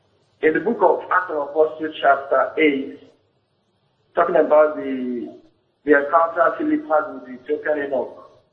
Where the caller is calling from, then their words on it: Ondo, Nigeria; I'm calling from Ondo State.